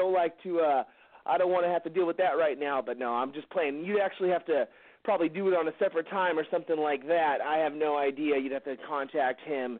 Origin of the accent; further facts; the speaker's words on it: Southern California, United States; I'm from Southern California